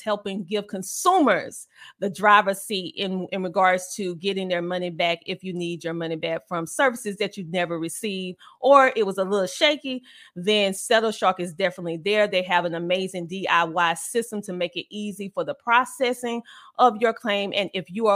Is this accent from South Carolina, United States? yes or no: yes; South Carolina, United States; born or raised there